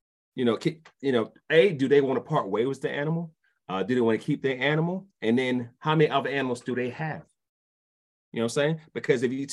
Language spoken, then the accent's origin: English; New York City, New York, United States; also born or lived in DeKalb County, Georgia; now in Georgia, United States; I'm from Brooklyn